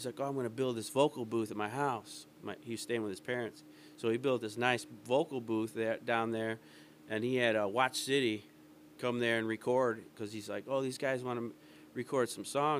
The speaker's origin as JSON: {"language": "English", "town": "Calumet City", "region": "Illinois", "country": "United States", "tie": "born or raised there", "also_born_or_lived": "Hammond, Indiana / East Chicago, Indiana", "moved": "yes", "lives_now": "Elgin, United States", "said": "I'm from Calumet City, Hammond area, East Chicago. Like, that area is where I grew up."}